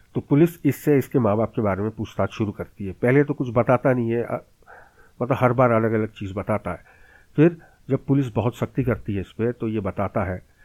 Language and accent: Hindi; Bhopal, Madhya Pradesh, India; मेरे शहर भोपाल